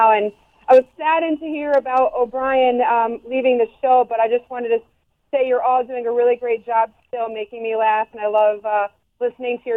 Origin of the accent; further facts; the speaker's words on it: Connecticut, United States; now in Stowe, United States; I grew up in Connecticut, but I live in Vermont now